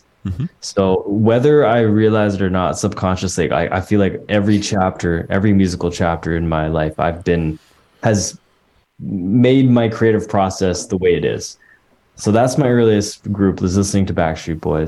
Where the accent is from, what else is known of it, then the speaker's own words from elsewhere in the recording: Coquitlam, British Columbia, Canada; moved away as an adult; also born or lived in Vancouver / Prince Edward Island; now in Toronto, Canada; I grew up in Coquitlam, suburb, just about an hour east of the city of Vancouver.